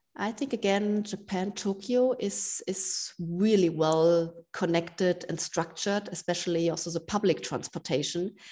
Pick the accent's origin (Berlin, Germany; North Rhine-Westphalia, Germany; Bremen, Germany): Berlin, Germany; my hometown, Berlin.